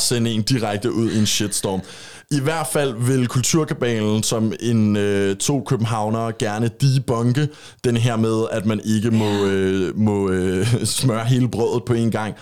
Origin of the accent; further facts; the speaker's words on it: Copenhagen, Capital Region of Denmark, Denmark; accent: Copenhagen dialect; now in Jutland, Denmark; jeg havde en københavns dialekt, før jeg flyttede herover til Jylland